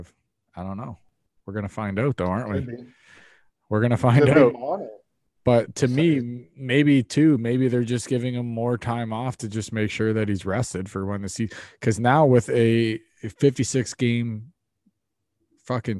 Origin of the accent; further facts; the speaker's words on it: Canada; I am Canadian